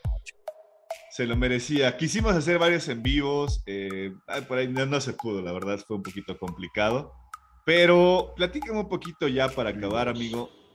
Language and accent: Spanish; Mexico; nosotros como mexicanos